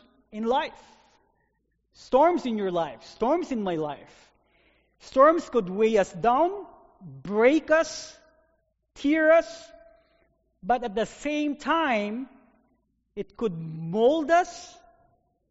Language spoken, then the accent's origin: English; Philippines; now in North Dakota, United States; I have experienced lots of storms in my life growing up in the Philippines